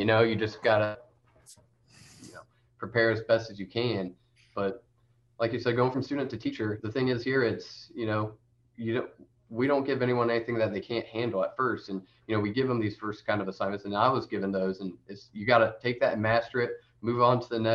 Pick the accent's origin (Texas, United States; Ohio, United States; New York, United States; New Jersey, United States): Ohio, United States; Findlay; Findlay, Toledo is really close to Findlay, which that's my hometown